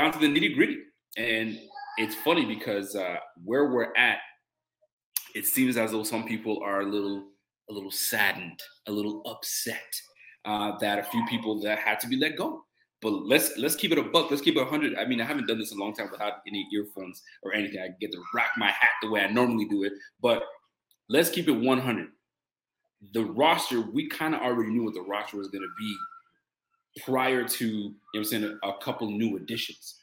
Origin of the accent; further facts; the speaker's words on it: Nova Scotia, Canada; I'm Canadian, so I'm from Nova Scotia